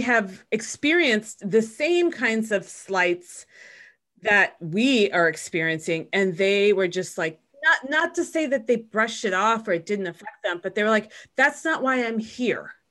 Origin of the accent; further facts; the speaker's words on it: Chicago, Illinois, United States; I was born in Chicago